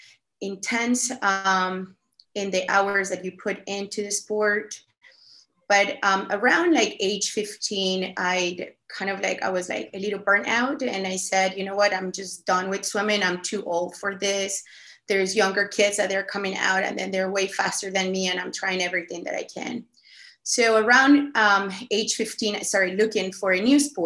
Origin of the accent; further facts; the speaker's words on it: Colombia; English is a second language; moved away; I was born and raised in Colombia